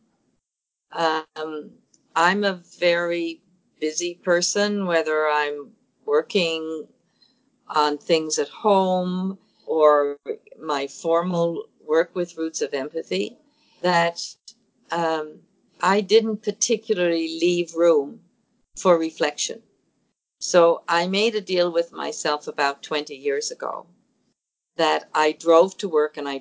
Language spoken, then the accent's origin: English; St. John's, Newfoundland and Labrador, Canada; I grew up in St. John's, Newfoundland, and only boys had paper routes.